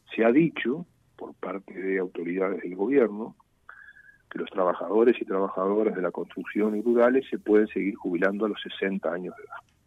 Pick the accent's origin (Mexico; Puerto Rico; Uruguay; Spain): Uruguay